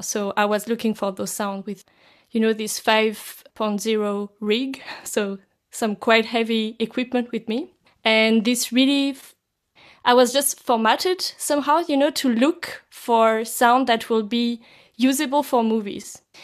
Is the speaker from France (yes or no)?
yes; France; now in Zurich, Switzerland; I come from France, but I'm now based in Zurich, in Switzerland.